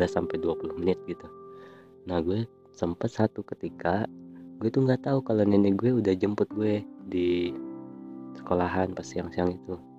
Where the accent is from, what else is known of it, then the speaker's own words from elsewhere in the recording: Manggar, Bangka Belitung Islands, Indonesia; alhasil gue pindah ke Belitung gue tinggal di Belitung di Kampung Baru karena keluarga gue emang asli Kampung Baru sih banyak banget keluarga gue di sana Kampung Baru Manggar